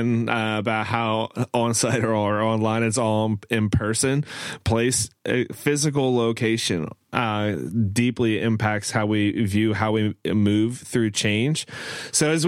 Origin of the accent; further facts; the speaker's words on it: Pennsylvania, United States; also born or lived in Maryland; growing up in Pennsylvania and Maryland